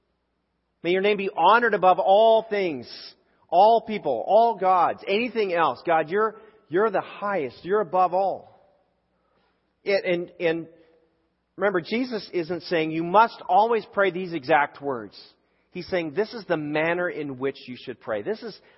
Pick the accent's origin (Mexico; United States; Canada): Canada; I grew up in Canada and I grew up in a public school